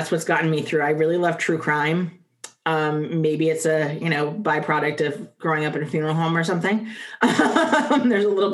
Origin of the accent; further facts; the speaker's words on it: the South, United States; I am a Southerner at heart